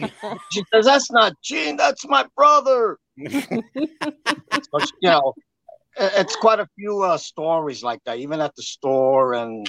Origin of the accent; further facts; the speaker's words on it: New York City, New York, United States; I am from Brooklyn, New York.